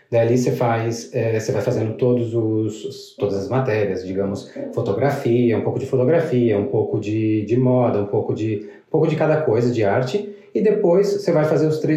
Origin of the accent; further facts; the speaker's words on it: Rio Grande do Sul, Brazil; also born or lived in Paraná; o Rio Grande do Sul, eu me criei no Rio Grande do Sul, na real. No Paraná, eu só morei até os quatro anos.